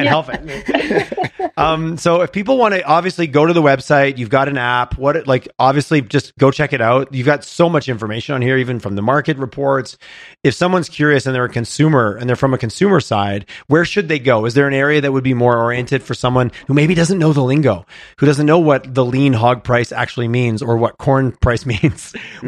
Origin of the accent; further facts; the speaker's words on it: Quebec, Canada; What's interesting, growing up in Southern Quebec, like I said, the standard footprint of a farm, which has grown, but it was 100 acres.